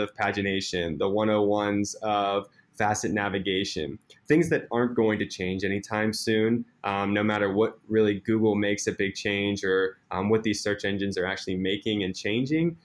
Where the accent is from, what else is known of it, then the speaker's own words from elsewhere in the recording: Pittsburgh, Pennsylvania, United States; moved away as an adult; now in Seattle, United States; I am originally from Pittsburgh. I grew up my entire life in Pittsburgh, PA, so 26 years